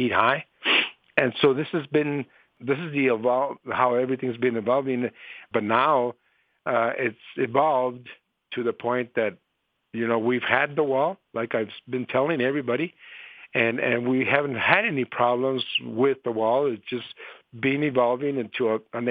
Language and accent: English; Nogales, Arizona, United States; I was born and raised here in Nogales